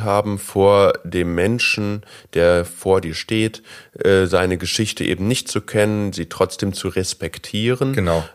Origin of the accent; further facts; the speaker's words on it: Germany; als äh, typischer Deutscher